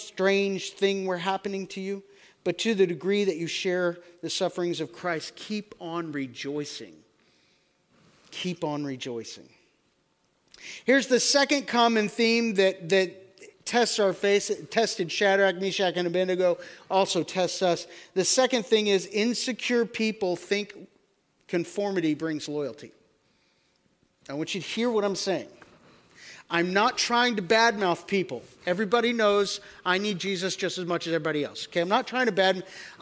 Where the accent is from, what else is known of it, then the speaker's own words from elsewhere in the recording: United States; I am an American.